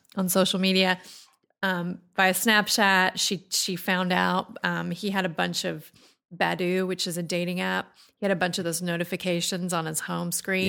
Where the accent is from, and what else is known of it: Australia; moved away as an adult; now in Orange County, United States